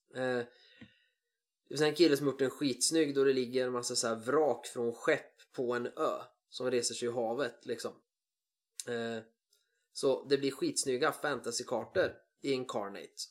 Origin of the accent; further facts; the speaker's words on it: Sweden; jag är svensk